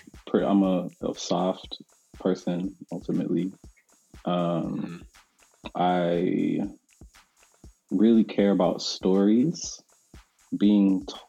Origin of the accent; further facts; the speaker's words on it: Delaware, United States; also born or lived in Charlotte, North Carolina / Tennessee; So I was born actually in North Carolina, which a lot of people don't know, in Charlotte. And we moved around a lot. So it was North Carolina to Delaware, to Tennessee, to Delaware, back to North Carolina, back to Delaware.